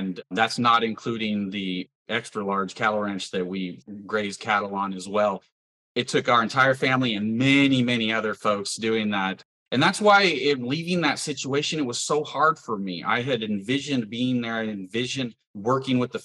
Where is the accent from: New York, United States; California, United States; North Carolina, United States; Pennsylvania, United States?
California, United States; Porterville; moved away as an adult; now in Indiana, United States; I grew up in Porterville, California, into a farming family